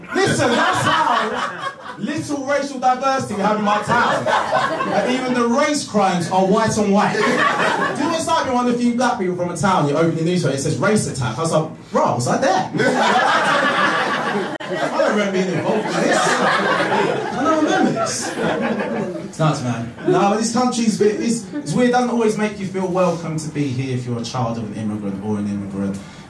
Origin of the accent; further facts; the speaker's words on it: Harlow, East of England, United Kingdom; I was born here, mate.